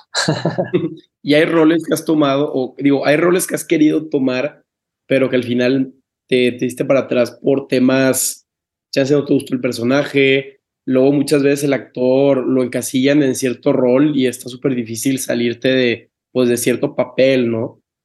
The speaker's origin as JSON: {"language": "Spanish", "town": "Tampico", "region": "Tamaulipas", "country": "Mexico", "said": "yo soy de Tampico"}